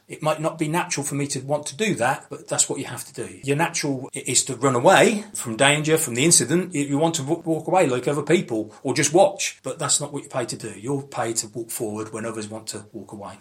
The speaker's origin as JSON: {"language": "English", "region": "London", "country": "United Kingdom", "tie": "born or raised there", "also_born_or_lived": "Cambridgeshire", "moved": "yes", "lives_now": "Cambridge, United Kingdom", "said": "I was brought up in the East End of London, uh, Canning Town"}